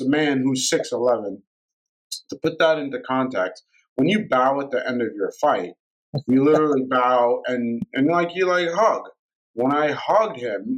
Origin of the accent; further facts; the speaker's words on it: New York City, New York, United States; I grew up in Brooklyn